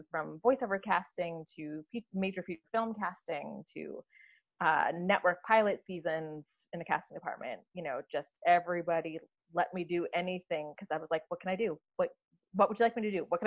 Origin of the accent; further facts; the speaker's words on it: North Dakota, United States; moved away; I grew up in North Dakota, which is, you know, not exactly a bastion of production